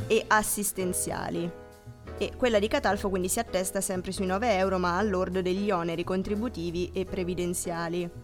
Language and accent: Italian; Molise, Italy; sono molisana